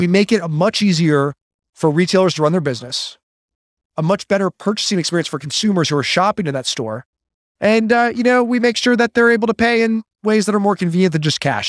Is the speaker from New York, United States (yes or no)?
no; Chicago, Illinois, United States; I grew up in Illinois